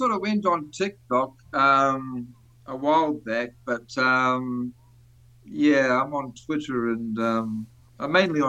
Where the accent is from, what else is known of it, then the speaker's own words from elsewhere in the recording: Auckland, New Zealand; moved away as an adult; now in Sydney, Australia; Okay, so I was born in Auckland, New Zealand, 1965. And so I lived in Auckland for 38 years before I came to Sydney